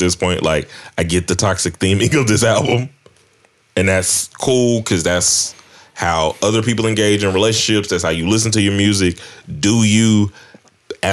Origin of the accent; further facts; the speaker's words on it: the South, United States; I'm from the South.